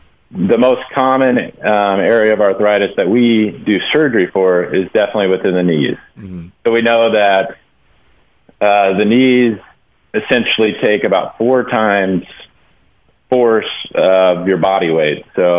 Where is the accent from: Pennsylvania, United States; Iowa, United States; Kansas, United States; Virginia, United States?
Kansas, United States; born there; You know, so I was born in Kansas, and a lot of my family is from Kansas. We kind of grew up Jayhawks fans.